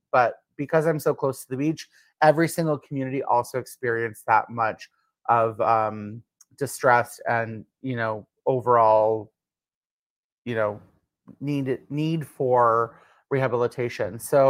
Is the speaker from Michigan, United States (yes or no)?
yes; Michigan, United States; born there; So it's a little bit easier because I am American. I was born in Michigan and I've lived here since 95